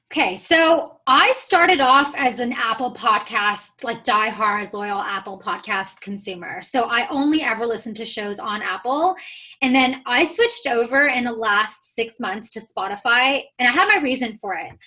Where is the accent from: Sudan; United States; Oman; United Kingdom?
Oman; moved away as an adult; also born or lived in Toronto, Canada; I was born and raised in the Middle East, so I'm from Oman